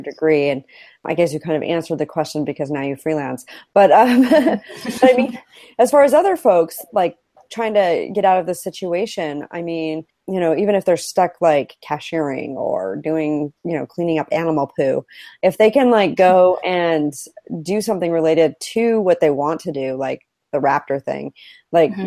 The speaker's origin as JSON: {"language": "English", "region": "Idaho", "country": "United States", "tie": "born or raised there", "said": "growing up in Idaho"}